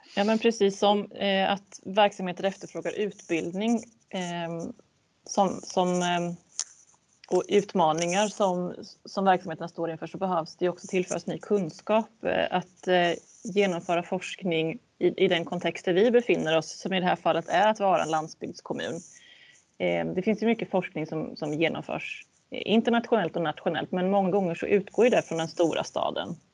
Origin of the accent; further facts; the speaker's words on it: a municipality neighbouring Västervik, Kalmar County, Sweden; jag bodde i en, en grannkommun till Västervik som var betydligt mindre